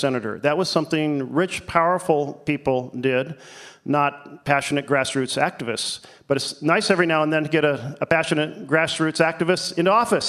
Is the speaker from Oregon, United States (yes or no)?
yes; Myrtle Creek, Oregon, United States; also born or lived in Portland, Oregon; I'm a blue-collar kid from Myrtle Creek, Oregon, where I spent first grade.